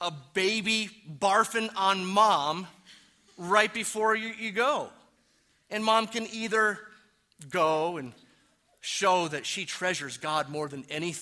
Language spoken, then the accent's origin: English; Detroit, Michigan, United States; now in New Mexico, United States; even though I am from Detroit and I claim New Mexico my own now. I've been here long enough